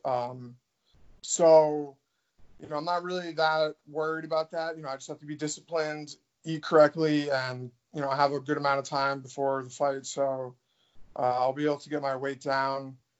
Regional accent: New York, United States; also born or lived in Milwaukee; now in Florida, United States; I'm from New York

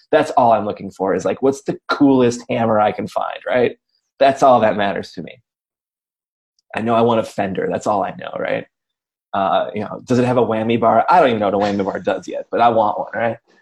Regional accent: Racine, Wisconsin, United States; I grew up in Racine, it's like half hour out of town

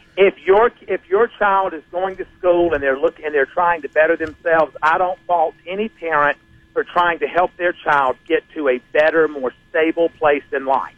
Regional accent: South Carolina, United States; I grew up in South Carolina.

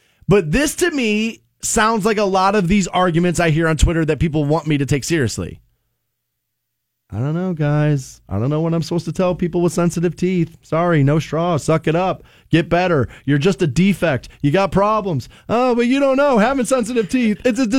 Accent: United States; the America I grew up

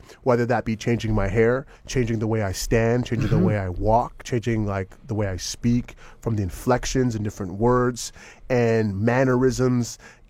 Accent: Toronto, Ontario, Canada; moved away as an adult; also born or lived in Jamaica (ancestry); now in Los Angeles, United States; I'm from Scarborough, you know what I'm saying? And like, you know, being from Scarborough, being from Metro Housing in Scarborough, living in the hood of my mom and my brothers

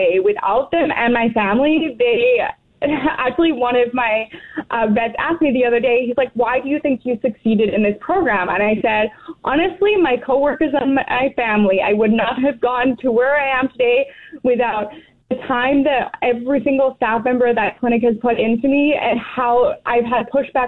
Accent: England, United Kingdom; born or raised there; moved away as an adult; now in Weyburn, Canada

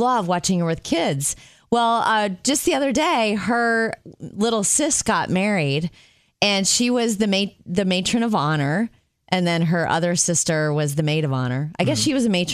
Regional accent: Jupiter, Florida, United States; in my hometown of Jupiter, Florida

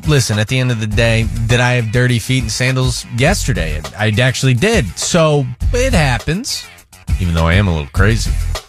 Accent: Midwest, United States; I'm from the Midwest

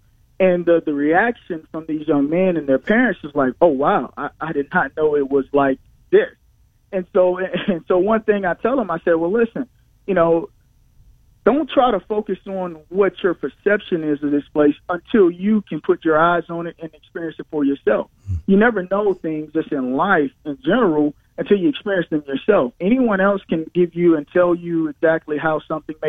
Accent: Goshen, Alabama, United States; moved away as an adult; also born or lived in Missouri; I was born and raised in Alabama, and I'm from South Alabama, small town.

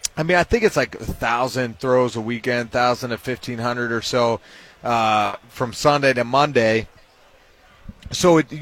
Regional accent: Pittsburgh, Pennsylvania, United States; now in Ohio, United States; I'm from Pittsburgh

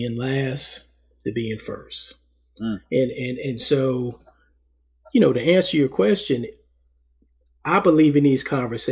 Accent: New York City, New York, United States; moved away; First 10 years of my life, you know, I was born in Harlem, New York, lived in Harlem with my parents and my older brother

